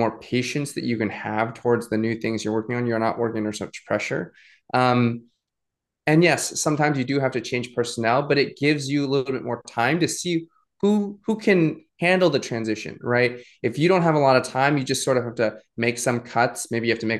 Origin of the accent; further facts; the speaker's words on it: New England, United States; moved away as an adult; also born or lived in Suzhou, China; I grew up in New England